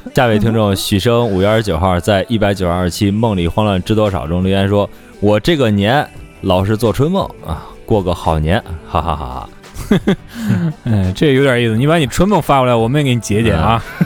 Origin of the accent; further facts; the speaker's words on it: China; 我们中国人